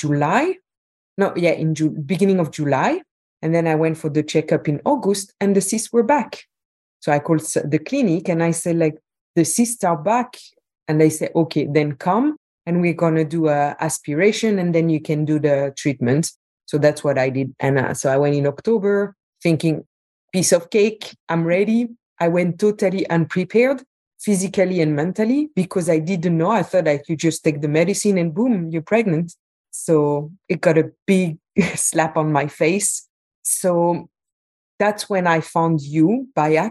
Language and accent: English; Belgium; moved away as an adult; also born or lived in Qatar; I'm from Belgium, but I was living at the time in Qatar.